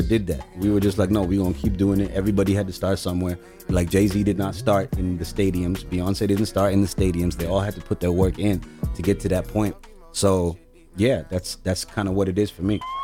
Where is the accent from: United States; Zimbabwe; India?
Zimbabwe; now in Canada; I was born in Zimbabwe, Africa